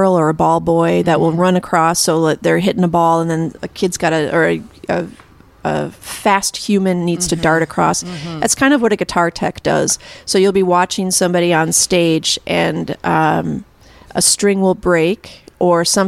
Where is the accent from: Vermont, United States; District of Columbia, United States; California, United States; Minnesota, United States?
Minnesota, United States; West St. Paul; I grew up in West St. Paul